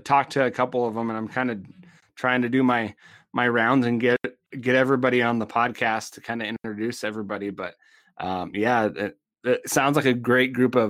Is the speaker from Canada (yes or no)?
no; Montana, United States; I'm from Montana